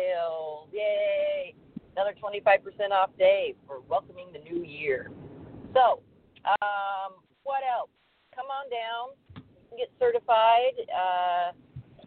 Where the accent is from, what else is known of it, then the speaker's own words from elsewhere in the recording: United States; We're American